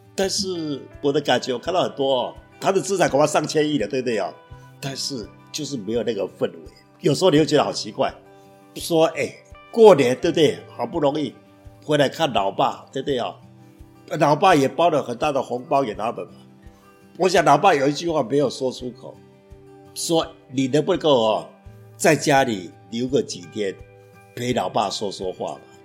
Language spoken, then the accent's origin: Chinese; Taoyuan, Taiwan; moved away as an adult; also born or lived in Taipei; now in Changhua, Taiwan; 桃园是我大概从两岁七个月，一直到五年高中毕业，我都在桃园长大